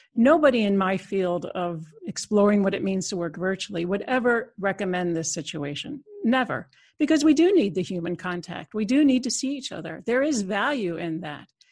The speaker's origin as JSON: {"language": "English", "country": "United States", "moved": "as an adult", "lives_now": "Netherlands", "said": "I'm an American citizen, but I've been in Europe almost uh, 25 years"}